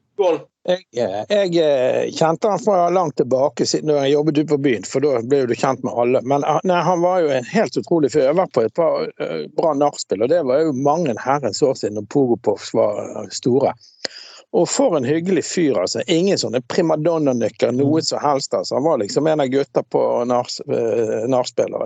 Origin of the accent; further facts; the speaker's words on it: Bergen, Vestland, Norway; da jeg vokste opp på Laksvåg